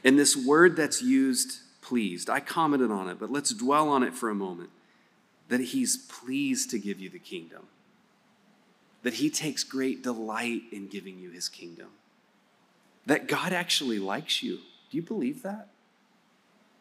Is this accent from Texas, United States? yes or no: yes; West Texas, United States; I'm from West Texas.